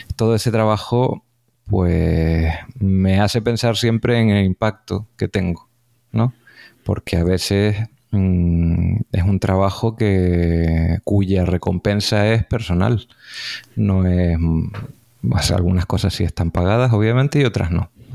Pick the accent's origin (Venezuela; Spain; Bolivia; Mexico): Spain; Canary Islands; eso nos llevó a conocernos como divulgadores canarios